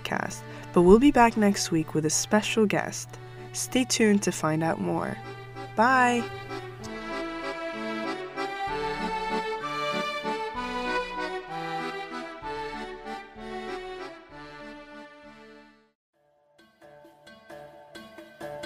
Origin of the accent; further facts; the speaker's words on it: Dubai, United Arab Emirates; moved away as an adult; also born or lived in Morocco; I'm Moroccan, and I was raised in Dubai and lived there my entire life, up until 3 years ago.